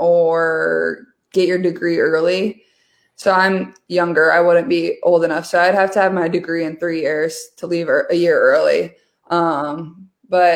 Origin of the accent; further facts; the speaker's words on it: Iowa, United States; also born or lived in West Des Moines; I'm from Iowa.